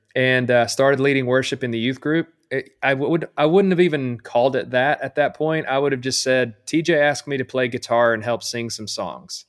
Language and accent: English; Camden, Arkansas, United States; I grew up in Camden, Arkansas, which is, you know, a small town